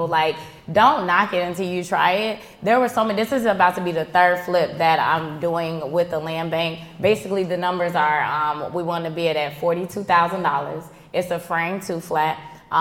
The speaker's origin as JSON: {"language": "English", "town": "Chicago", "region": "Illinois", "country": "United States", "tie": "born or raised there", "said": "This is Chi-Town that I'm speaking of. I'm born and raised on the South Side"}